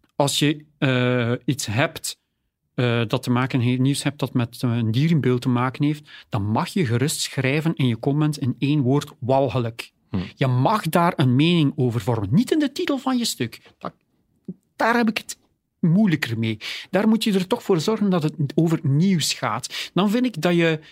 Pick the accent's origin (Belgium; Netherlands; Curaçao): Belgium; Oudenaarde, Flanders; Ik ben zelf van Oudenaarde